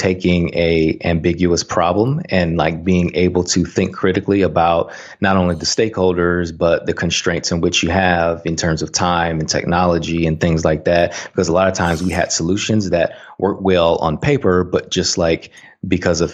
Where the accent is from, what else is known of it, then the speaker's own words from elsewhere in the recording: Saginaw, Michigan, United States; moved away as an adult; also born or lived in Tuskegee, Alabama; I grew up in a small town in mid-Michigan called Saginaw, Michigan